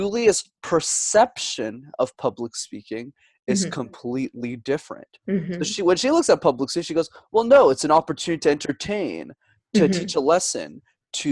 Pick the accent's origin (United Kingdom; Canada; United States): Canada; Montreal, Quebec; I was born and raised in Montreal up in Canada